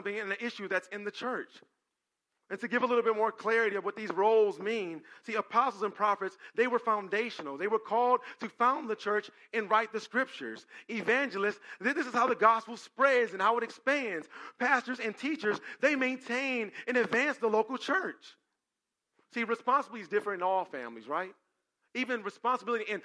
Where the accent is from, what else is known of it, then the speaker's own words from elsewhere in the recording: Cleveland, Ohio, United States; I'm from Cleveland